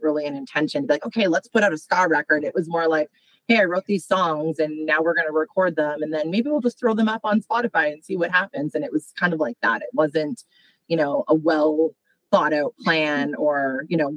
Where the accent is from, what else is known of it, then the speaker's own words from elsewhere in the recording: Calgary, Alberta, Canada; moved away as an adult; now in Toronto, Canada; I grew up out west in Alberta